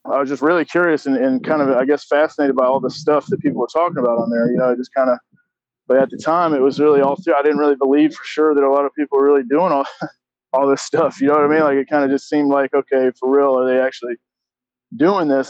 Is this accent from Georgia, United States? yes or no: yes; Augusta, Georgia, United States; I grew up in Augusta, Georgia